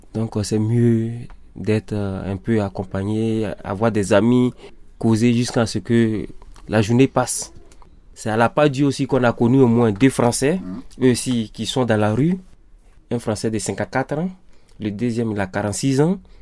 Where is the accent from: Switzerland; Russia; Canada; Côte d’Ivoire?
Côte d’Ivoire; moved away as an adult; also born or lived in Sweden; now in Lyon, France; je suis ivoirien. Bon, j'ai quitté mon pays depuis le 27 avril 2017